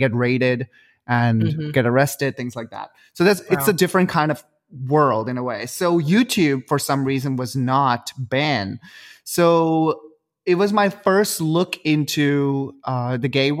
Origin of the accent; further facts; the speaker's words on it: Dubai, United Arab Emirates; moved away; I was born and brought up in Dubai